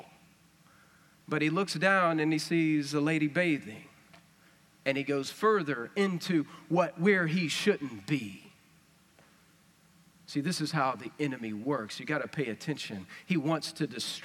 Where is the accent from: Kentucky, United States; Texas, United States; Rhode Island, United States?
Texas, United States; West; accent: West Texas; that's West Texas stuff